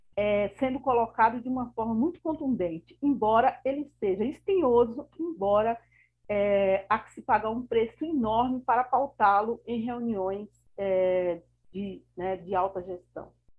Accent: Bahia, Brazil; now in São Paulo, Brazil; sou baiana e amo a minha Bahia, mas atuo aqui em São Paulo

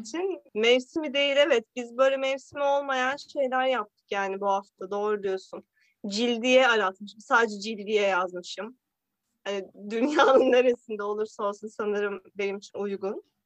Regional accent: Bozüyük, Bilecik Province, Turkey; Bilecik Bozüyük'tü. Ben Dodurgalı değilim ama.

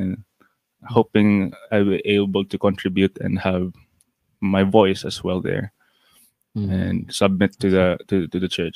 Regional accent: Cagayan de Oro, Northern Mindanao, Philippines; I'm from Cagayan de Oro City. That's in northern Mindanao

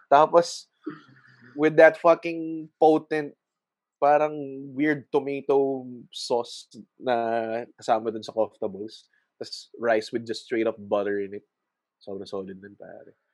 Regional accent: Muntinlupa, Metro Manila, Philippines; I'm from Muntinlupa

